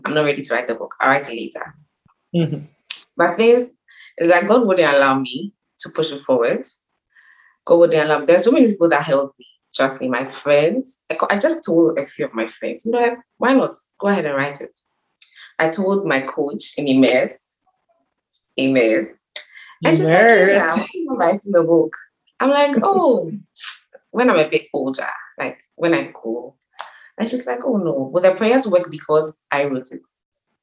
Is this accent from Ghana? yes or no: yes; Ghana; I'm Ghanaian